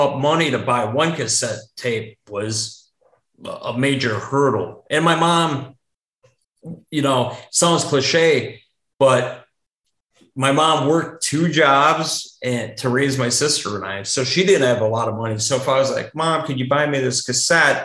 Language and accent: English; Stevens Point, Wisconsin, United States; growing up in Stevens Point